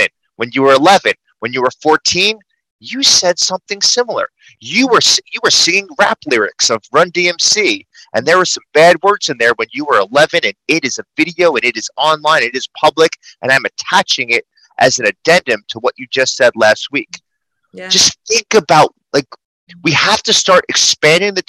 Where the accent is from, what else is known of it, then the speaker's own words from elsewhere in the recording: New York City, New York, United States; I talk fast. I'm a New Yorker.